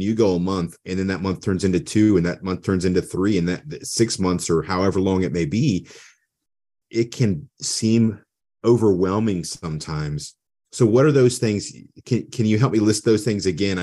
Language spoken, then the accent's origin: English; United States; I was born in America.